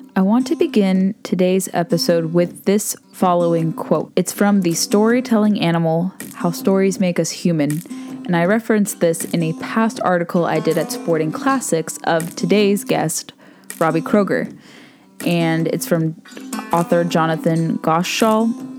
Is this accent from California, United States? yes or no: yes; Southern California, United States; all of us from Southern California. I'm one of those people too.